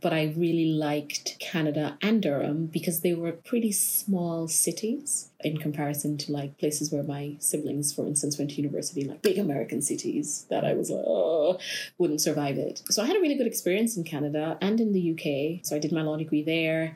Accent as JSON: {"language": "English", "region": "Tortola", "country": "British Virgin Islands", "tie": "born or raised there", "said": "I am from the British Virgin Islands here in Tortola, born and bred, primary school, secondary school, only left to go to college"}